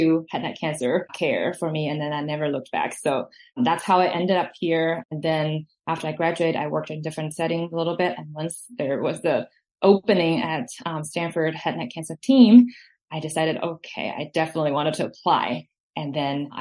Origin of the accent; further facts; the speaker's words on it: China; moved away as an adult; also born or lived in Hong Kong / Singapore; I grew up in China